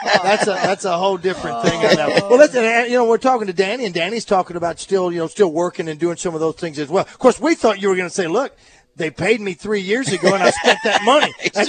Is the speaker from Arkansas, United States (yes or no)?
yes; Hot Springs, Arkansas, United States; This is my hometown.